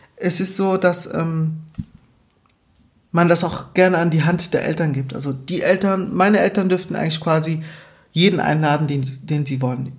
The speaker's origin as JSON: {"language": "German", "region": "Baden-Württemberg", "country": "Germany", "tie": "born or raised there", "said": "Baden-Württemberg, genau, wo ich aufgewachsen bin."}